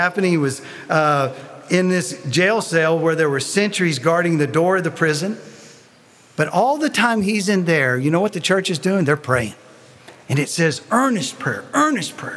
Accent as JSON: {"language": "English", "region": "Tennessee", "country": "United States", "accent": "Tennessee", "moved": "yes", "lives_now": "Columbus, Texas, United States", "said": "my Tennessee accent"}